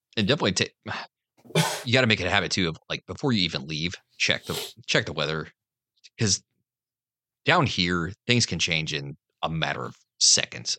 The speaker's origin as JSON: {"language": "English", "region": "the North", "country": "United States", "moved": "yes", "said": "I'm from the North"}